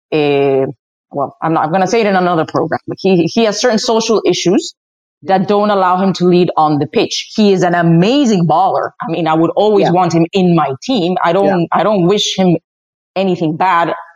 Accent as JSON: {"language": "English", "town": "Madrid", "region": "Community of Madrid", "country": "Spain", "tie": "born or raised there", "also_born_or_lived": "Dominican Republic", "moved": "as an adult", "lives_now": "United States", "said": "I was born in the Dominican Republic, but raised in Madrid, Spain."}